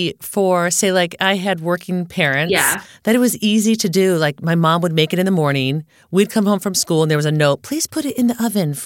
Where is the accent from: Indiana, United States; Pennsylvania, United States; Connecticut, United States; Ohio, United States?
Connecticut, United States; I grew up in Connecticut.